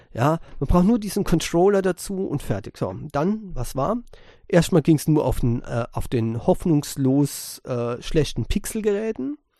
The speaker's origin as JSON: {"language": "German", "country": "Germany", "said": "bei uns in Europa, in, speziell in Deutschland"}